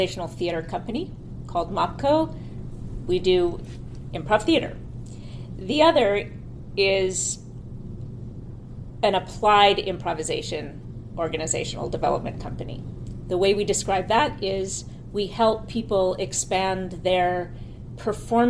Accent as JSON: {"language": "English", "town": "Palo Alto", "region": "California", "country": "United States", "tie": "born or raised there", "also_born_or_lived": "New York City, New York", "moved": "as an adult", "lives_now": "upstate New York, United States", "said": "from 8 to 17, I grew up in Palo Alto"}